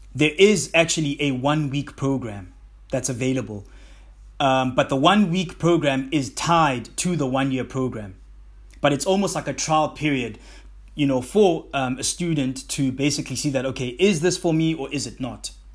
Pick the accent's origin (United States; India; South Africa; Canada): South Africa; my home country, South Africa